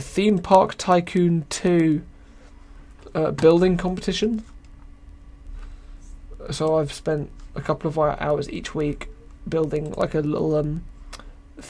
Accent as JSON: {"language": "English", "country": "United Kingdom", "said": "I am British"}